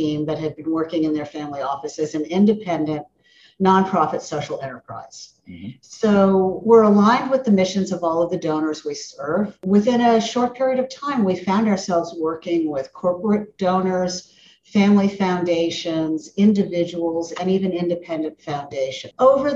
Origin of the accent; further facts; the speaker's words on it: Miami, Florida, United States; I grew up in Miami in the suburbs